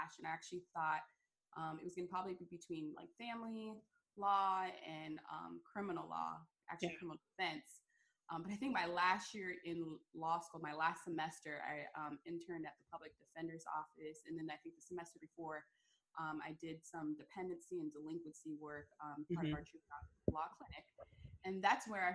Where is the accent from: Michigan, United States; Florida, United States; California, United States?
Florida, United States; Fort Lauderdale; born and raised in South Florida, Fort Lauderdale area